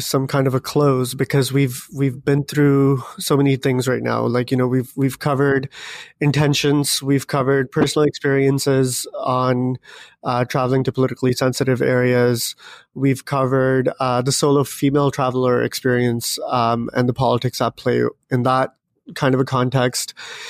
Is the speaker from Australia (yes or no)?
no; Pakistan; English is a second language; impossible for me to be neutral and to, you know, completely scrap away and do away with my socialization as a Pakistani.